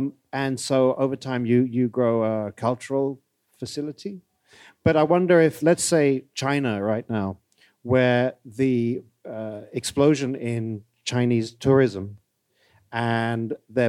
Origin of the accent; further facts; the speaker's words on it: United Kingdom; Actually, I was growing up in Britain when Year in Provence came out, and it was a cultural phenomenon. Because it's so near.